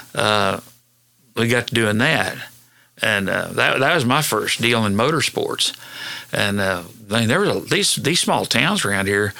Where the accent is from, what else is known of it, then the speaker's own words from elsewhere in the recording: Hennessey, Oklahoma, United States; I went to school and grew up in Hennessy.